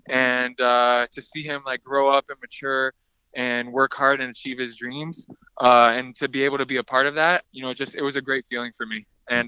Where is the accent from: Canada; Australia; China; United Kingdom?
Canada; we're both Canadian, we're both Lithuanian